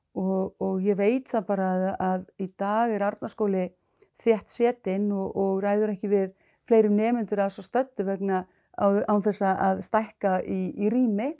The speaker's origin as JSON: {"language": "Icelandic", "town": "Reykhólar", "region": "Westfjords", "country": "Iceland", "tie": "born or raised there", "moved": "yes", "said": "ég kem úr sveit, ég er uppalinn í sveit, bara sveitastúlka úr, frá hérna, Reykjólum, aln upp þar"}